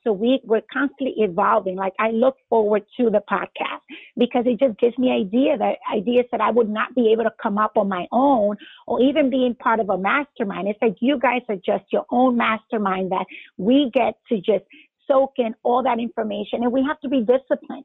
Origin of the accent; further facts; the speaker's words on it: New York, United States; moved away as an adult; now in Atlanta, United States; I'm originally from New York, practiced there a couple of years, then came here